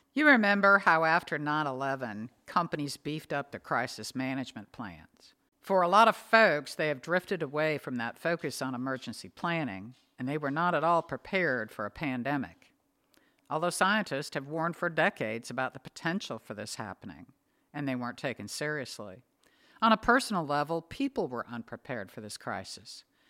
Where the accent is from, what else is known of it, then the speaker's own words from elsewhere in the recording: Northwest, United States; now in the South, United States; Growing up in the Northwest, we always had stocked pantries and freezers.